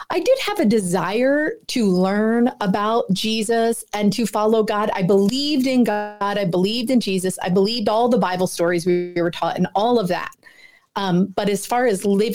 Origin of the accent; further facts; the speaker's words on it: Philadelphia, Pennsylvania, United States; I was born and raised in Philadelphia.